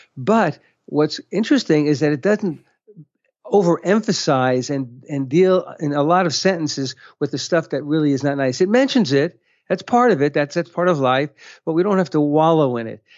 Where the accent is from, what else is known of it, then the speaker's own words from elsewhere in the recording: United States; now in Israel; I'm an American